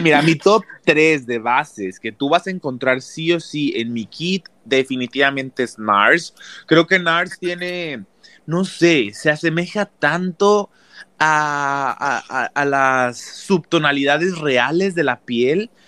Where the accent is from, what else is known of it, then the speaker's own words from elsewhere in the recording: Mexico; moved away as an adult; now in Los Angeles, United States; en mi país, que es en donde el, que más yo conozco